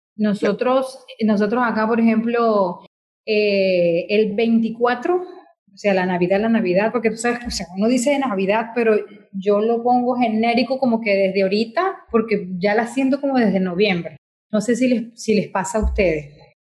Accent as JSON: {"language": "Spanish", "country": "Venezuela"}